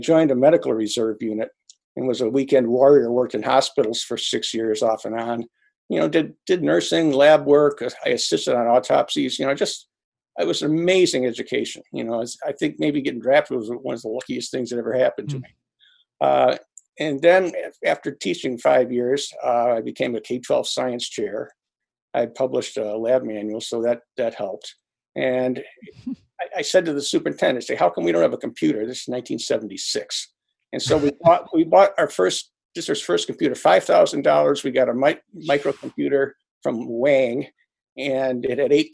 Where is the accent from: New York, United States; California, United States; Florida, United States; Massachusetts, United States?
New York, United States; Olean; I grew up in Olean, New York, which is a small, you know, town in upstate New York